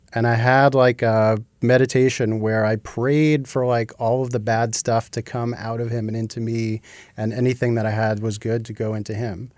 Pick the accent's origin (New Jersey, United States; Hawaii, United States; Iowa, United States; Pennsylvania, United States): New Jersey, United States; moved away as an adult; also born or lived in Massachusetts; I grew up in New Jersey.